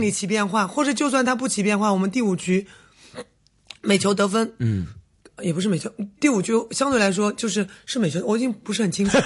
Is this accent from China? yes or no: yes; Jiangsu, China; 孙静芳是我们江苏人